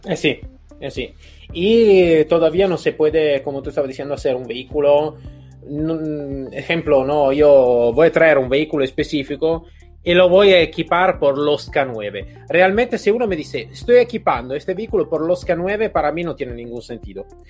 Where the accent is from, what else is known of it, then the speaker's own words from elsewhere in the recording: Italy; Spanish is a second language; yo soy un poquito un italiano atípico